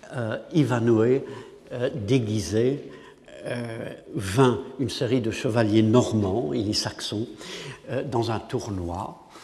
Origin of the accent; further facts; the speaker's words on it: England, United Kingdom; French is a second language; en tant qu'anglais